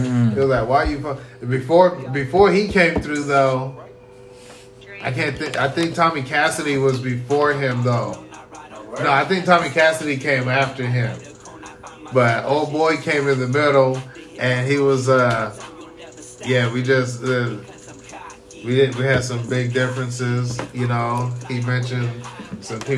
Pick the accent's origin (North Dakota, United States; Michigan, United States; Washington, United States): Washington, United States; Pasco; also born or lived in Georgia / Germany; I'm from Pasco